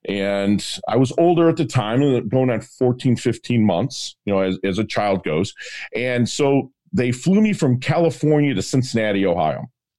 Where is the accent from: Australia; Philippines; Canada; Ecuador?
Philippines; born there; also born or lived in United States; I was born in 1972. I was born in the Philippines during the Vietnam War or conflict or whatever they called it then.